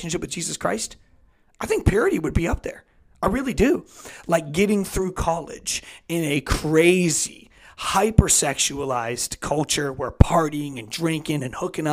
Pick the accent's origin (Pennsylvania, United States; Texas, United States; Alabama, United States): Pennsylvania, United States; Pittsburgh; I'm from Pittsburgh